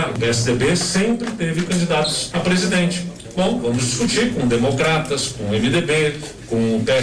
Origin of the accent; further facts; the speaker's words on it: Pernambuco, Brazil; A gente sabe aqui dos desafios que tem para a Paraíba, como é também de onde vim, em Pernambuco